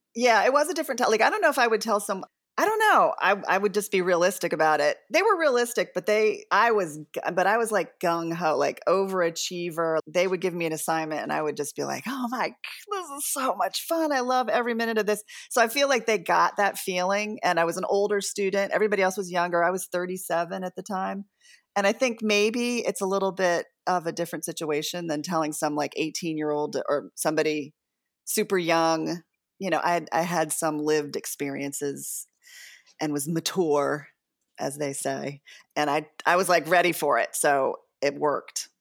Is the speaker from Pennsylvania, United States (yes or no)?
yes; Devon, Pennsylvania, United States; I grew up outside of Philly in the suburbs, and we were kinda, like, hippies in the conservative bastion of Devon, Pennsylvania